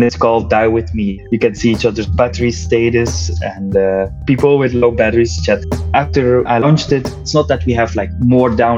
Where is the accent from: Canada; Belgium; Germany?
Belgium; I'm from Belgium